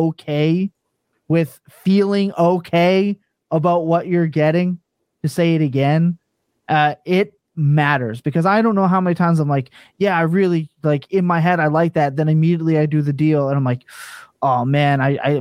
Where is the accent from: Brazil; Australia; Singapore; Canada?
Canada; East Coast; accent: East Coast; It's my East Coast.